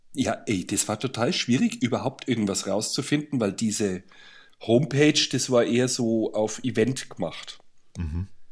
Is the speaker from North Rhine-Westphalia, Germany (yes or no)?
no; Bayreuth, Bavaria, Germany; bei uns in Bayreuth